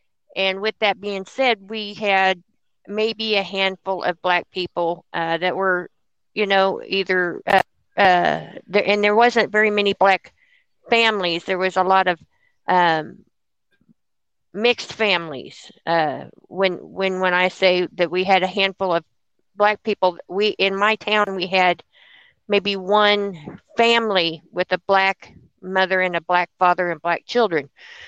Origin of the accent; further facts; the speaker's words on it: West Virginia, United States; because I am from Podunk, West Virginia, small town, West Virginia. Our Black population is 1%.